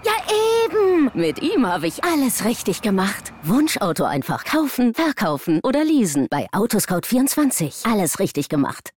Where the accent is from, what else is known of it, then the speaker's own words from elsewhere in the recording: Switzerland; wir haben einen, einen großen Stolz, äh, die Schweiz zu repräsentieren. Äh, wir sind ein Volk, das, das sehr stolz ist